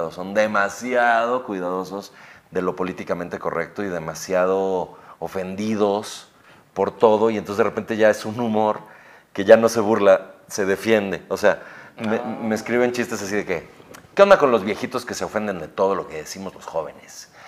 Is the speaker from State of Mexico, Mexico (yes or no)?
yes; Ecatepec, State of Mexico, Mexico; tengo 27 años y sí, sí soy de Catepec, ¿no?